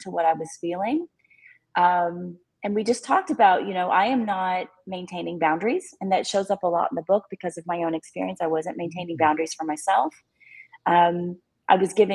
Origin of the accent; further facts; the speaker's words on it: Texas, United States; I'm a Texan